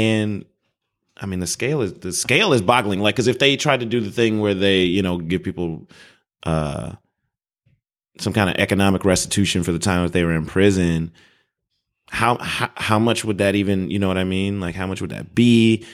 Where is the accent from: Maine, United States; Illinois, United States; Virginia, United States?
Illinois, United States; Chicago; I'm not from Chicago